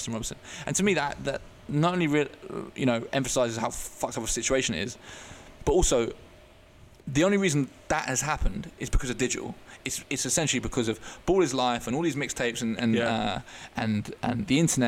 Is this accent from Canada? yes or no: no; Eastbourne, South East England, United Kingdom; also born or lived in Netherlands; I grew up in Eastbourne on the southeast coast